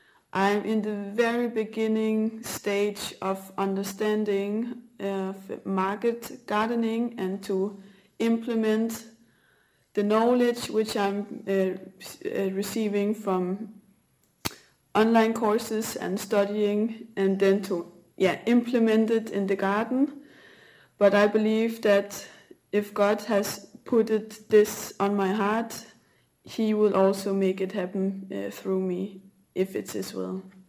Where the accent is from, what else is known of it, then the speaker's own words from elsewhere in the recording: Denmark; English is a second language; now in Portugal; I am from Denmark. I'm 27 years old, and at the moment I am currently living in central Portugal